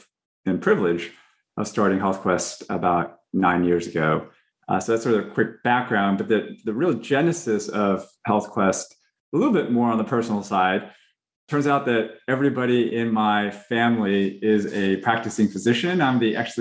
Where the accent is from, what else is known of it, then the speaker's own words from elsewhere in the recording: Fresno, California, United States; I grew up in Fresno, California, which is an agricultural community